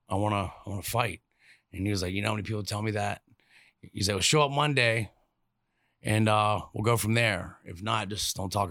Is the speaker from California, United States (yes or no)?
no; Norfolk, Virginia, United States; born there; I was born in Norfolk, Virginia in 74.